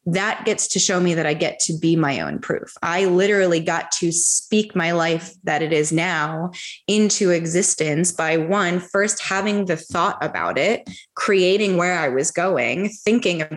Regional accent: United States; I grew up in America

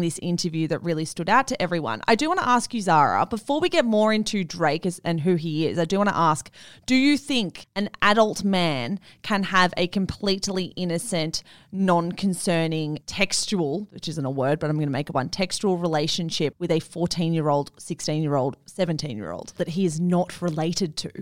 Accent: Melbourne, Victoria, Australia; I'm from Melbourne

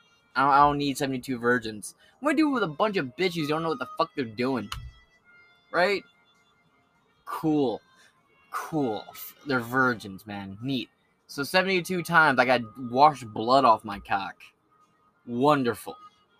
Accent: Bronx, New York, United States; I grew up in the Bronx. You ain't fucking with me.

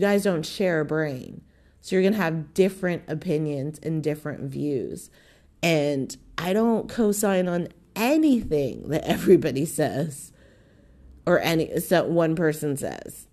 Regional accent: Southern California, United States; I'm from Southern fucking California

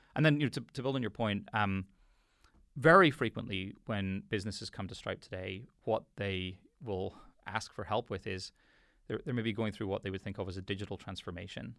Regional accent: Belfast, Northern Ireland, United Kingdom; I grew up in Belfast

